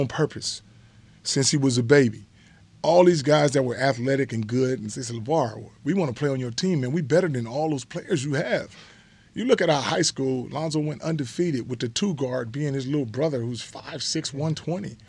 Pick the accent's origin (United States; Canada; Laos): United States; Los Angeles, California; when you grow up in the hood